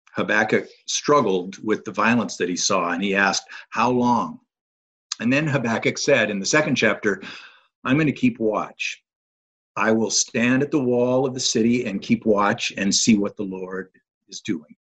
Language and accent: English; North Georgia, United States; I'm from North Georgia area, live in the Canton area, which is north of Atlanta